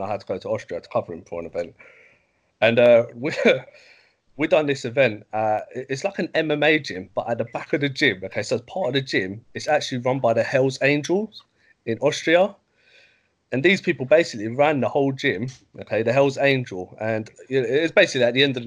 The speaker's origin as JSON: {"language": "English", "region": "London", "country": "United Kingdom", "tie": "born or raised there", "said": "I was brought up near Upton Park"}